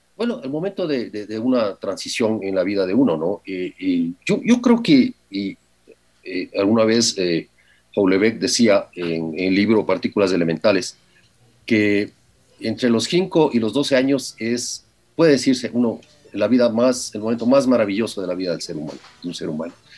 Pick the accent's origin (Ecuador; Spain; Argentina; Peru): Ecuador; los ecuatorianos somos